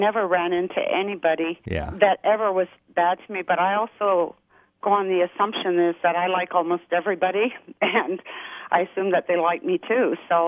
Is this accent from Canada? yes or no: yes; Canada; also born or lived in United States; I had a laugh at what he was saying about the Canadian flag because I'm Canadian and American.